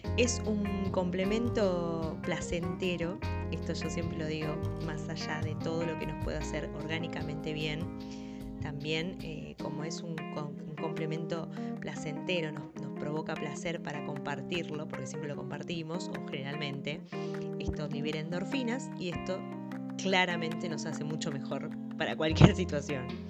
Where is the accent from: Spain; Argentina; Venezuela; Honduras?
Argentina; Mendoza; moved away; yo viví un tiempo bastante, me crié en Mendoza, la provincia del sol y del buen vino